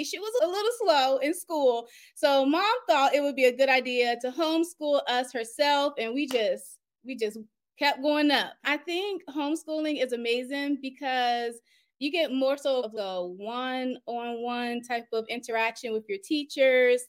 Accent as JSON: {"language": "English", "town": "Upper Marlboro", "region": "Maryland", "country": "United States", "tie": "born or raised there", "said": "Born and raised in Upper Marlboro, Maryland"}